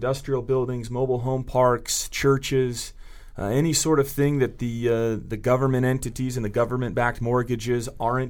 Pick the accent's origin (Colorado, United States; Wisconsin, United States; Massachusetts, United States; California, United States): California, United States; Santa Cruz; I'm from Santa Cruz, California originally, and you've seen the t-shirts Keep Santa Cruz Weird, and so it's a town populated with trustafarians and folks who don't work, and so I grew up in that world